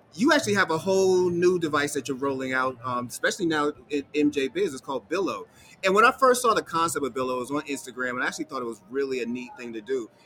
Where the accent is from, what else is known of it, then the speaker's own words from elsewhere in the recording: Boston, Massachusetts, United States; I grew up in Boston